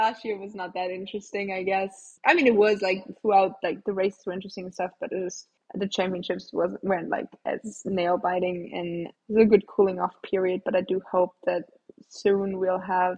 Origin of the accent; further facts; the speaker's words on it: Germany; also born or lived in United States; I came back from the States back to Germany